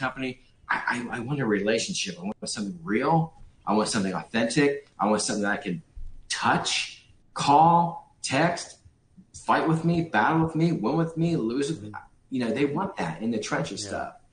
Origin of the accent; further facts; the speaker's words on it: Los Angeles, California, United States; I grew up in Hollywood, California